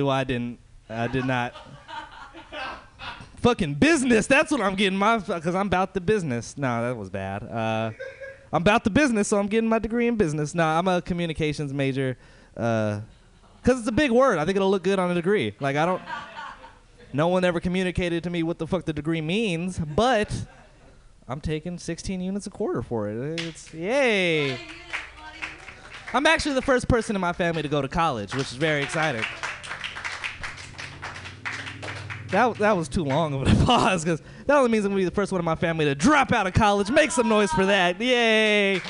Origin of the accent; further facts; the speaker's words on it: Hayward, California, United States; I'm from Hayward